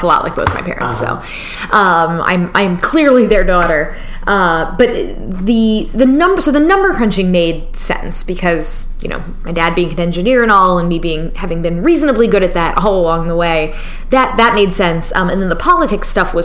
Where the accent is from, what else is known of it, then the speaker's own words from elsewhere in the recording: Florida, United States; I grew up in Florida